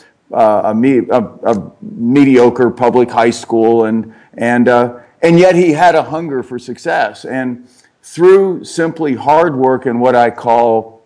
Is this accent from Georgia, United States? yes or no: no; Cincinnati, Ohio, United States; I grew up in Cincinnati, Ohio